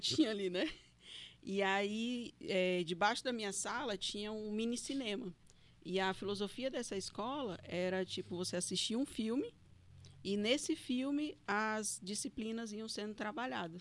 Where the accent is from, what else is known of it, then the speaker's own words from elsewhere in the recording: Fortaleza, Ceará, Brazil; also born or lived in Paracuru, Ceará; now in Porto Velho, Brazil; nasci no hospital de guarnição ali, na beira do rio mesmo, no barranco, e fui criada no Nordeste, né? Fui criada em Fortaleza, uhum. no Ceará